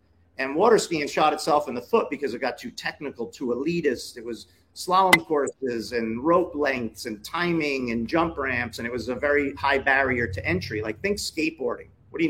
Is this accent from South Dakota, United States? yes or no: no; Florida, United States; Where are you from? Florida.